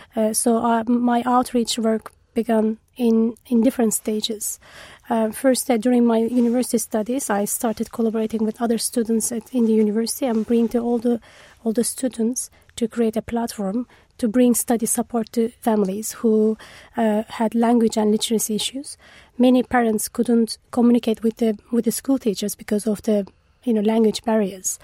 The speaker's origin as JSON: {"language": "English", "region": "Eastern Anatolia", "country": "Turkey", "tie": "born or raised there", "moved": "as an adult", "lives_now": "United Kingdom", "said": "I'm from Turkey. I was born in Eastern Turkey, in a very small village."}